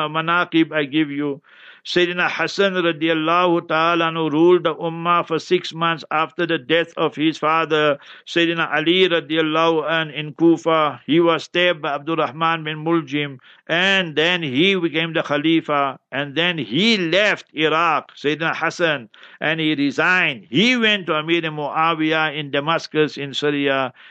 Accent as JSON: {"language": "English", "country": "South Africa", "said": "I didn't come from here nearby, I'm from South Africa"}